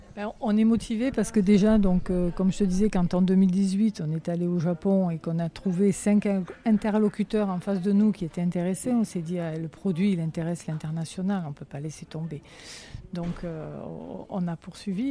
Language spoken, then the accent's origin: French; Alès, Occitania, France; Moi je suis native d'Alès